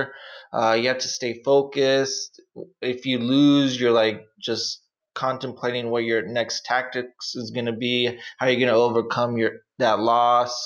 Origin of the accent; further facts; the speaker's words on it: San Pedro, California, United States; I was born and raised in San Pedro